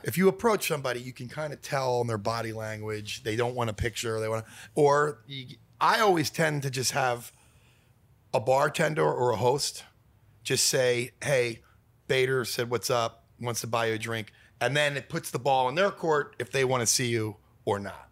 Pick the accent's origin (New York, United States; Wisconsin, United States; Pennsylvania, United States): Pennsylvania, United States; Philadelphia; now in Los Angeles, United States; I'm from Philadelphia